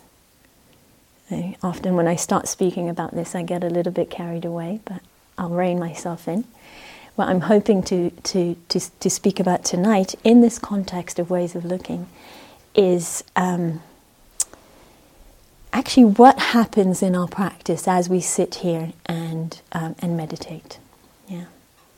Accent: Israel; moved away; I grew up in Israel

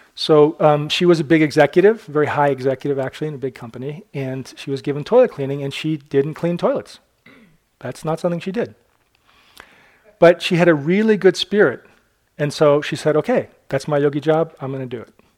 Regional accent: Newburyport, Massachusetts, United States; Newburyport, my, kind of my hometown

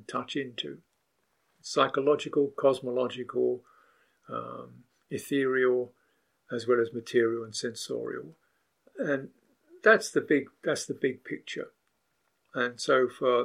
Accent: United Kingdom; I'm a British person.

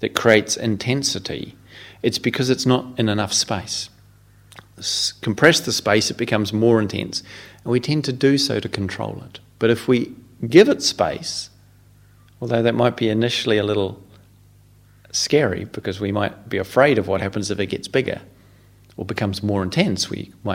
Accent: New Zealand; moved away as an adult; now in England, United Kingdom; as a New Zealander, having to learn to live in England, and thinking when I arrived here a quarter of a century ago that I spoke the same language

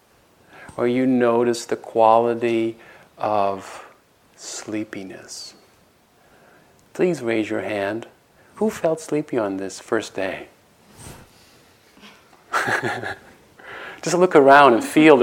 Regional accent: Netherlands; moved away; I have a meditation teacher in Holland, in my home country

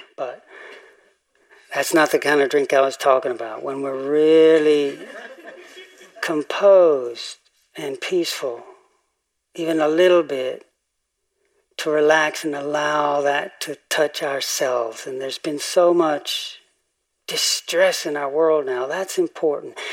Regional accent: Tennessee, United States; moved away; growing up in Tennessee

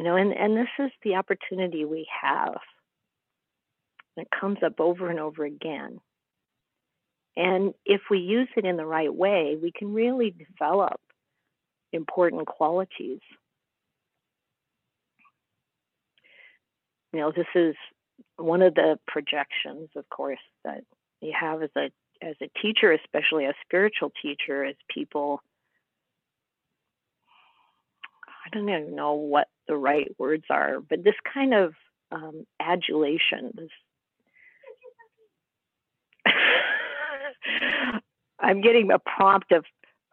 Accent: Midwest, United States; moved away as an adult; also born or lived in England; an American growing up in the Midwest

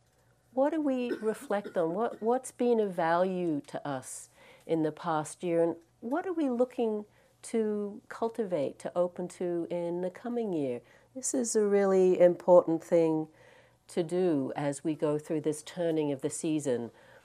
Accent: Australia; moved away; I'm actually Australian. I don't know if you can tell from my accent. I've been here and out of Australia a long time, so it's gotten mixed.

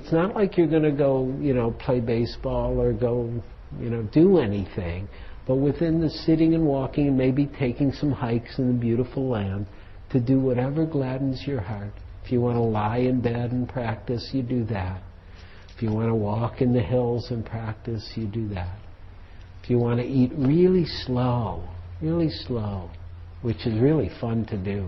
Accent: Detroit, Michigan, United States; I'm from Detroit.

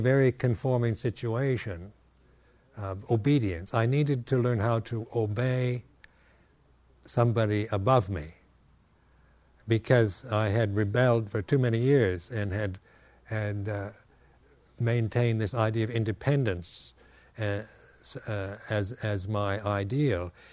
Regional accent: West Coast, United States; moved away; in America here, uh, having been born and raised on the West Coast

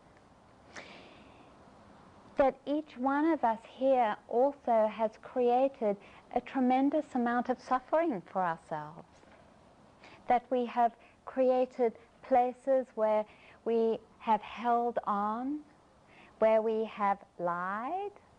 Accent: South Africa; I grew up in South Africa

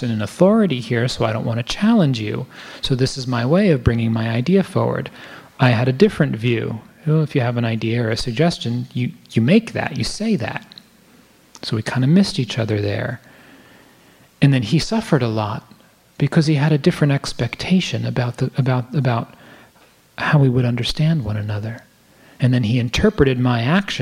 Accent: United States; I'm an American, white, Jewish man

